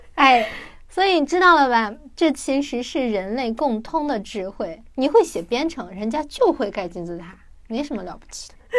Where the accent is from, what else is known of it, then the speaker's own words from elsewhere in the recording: China; 我们就是拥有了很多美食的国家